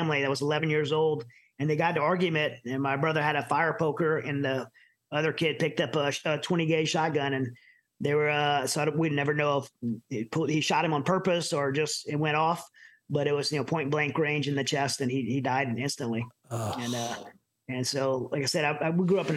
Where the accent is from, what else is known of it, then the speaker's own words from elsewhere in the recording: Southern Louisiana, United States; I grew up in Southern Louisiana and bayous and swamps and mud between my toes.